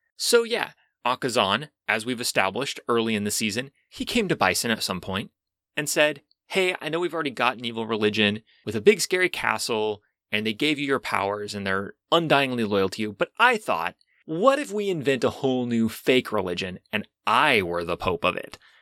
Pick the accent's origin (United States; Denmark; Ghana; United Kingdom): United States; as an American citizen